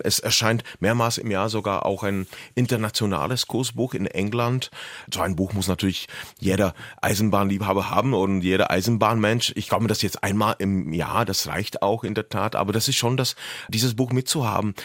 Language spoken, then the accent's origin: German; Lomnice nad Popelkou, Liberec Region, Czechia; German is a second language; Lomnica nad Popelkou, meine Geburtsstadt